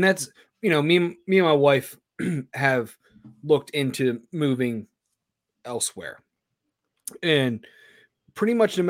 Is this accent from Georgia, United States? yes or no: no; Baltimore, Maryland, United States; I was born in South Baltimore.